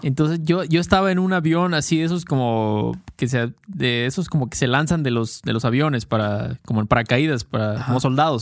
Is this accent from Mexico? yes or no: yes; Mexico; Obviamente somos mexicanos, entonces usamos muchísimas muchísimos coloquialismos y slang de México